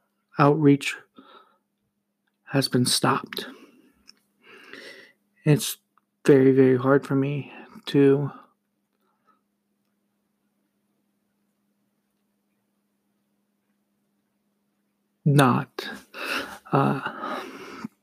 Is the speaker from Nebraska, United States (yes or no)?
yes; Nebraska, United States; now in Kearney, United States; I'm not from Kearney, but I'm from Nebraska